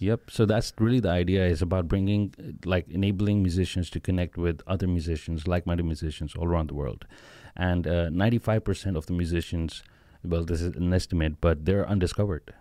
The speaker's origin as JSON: {"language": "English", "country": "Pakistan", "said": "originally we are all from Pakistan"}